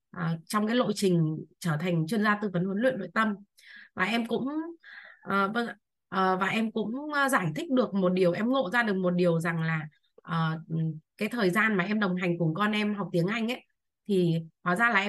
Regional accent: Bac Ninh, Vietnam; à, em sinh năm 1984 và em đến từ năm nay em 20 tuổi em đến từ Bắc Ninh ạ

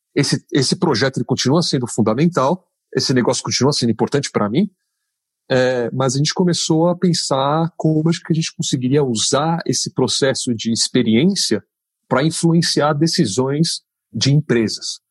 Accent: São Paulo, Brazil; eu sou paulistano, nascido e criado aqui

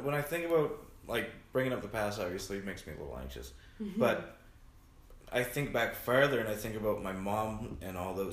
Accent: Digby, Nova Scotia, Canada; also born or lived in Annapolis, Nova Scotia; now in Vancouver, Canada; I moved to Digby. Because I was in Annapolis for 3 or 4 years prior to Digby. But I was born in Digby

